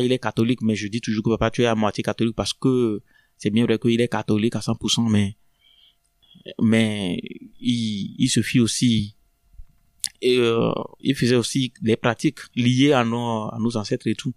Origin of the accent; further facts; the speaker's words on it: Lomé, Maritime, Togo; moved away as an adult; also born or lived in Atakpamé, Togo / Greece; now in Lyon, France; je viens du Togo, mhm. plus précisément de la ville d'Atapamé. Je suis né à Atapamé, mais j'ai grandi à Lomé